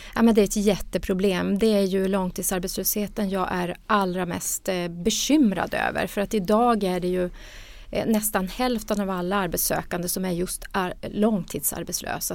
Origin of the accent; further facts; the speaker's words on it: Luleå, Norrbotten County, Sweden; jag är ju själv norrbottning och från Luleå